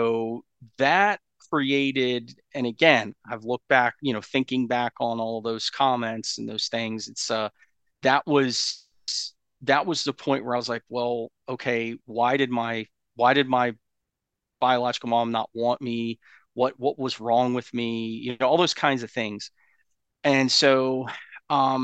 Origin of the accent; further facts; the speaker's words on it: Asheville, North Carolina, United States; I was born actually in Asheville, North Carolina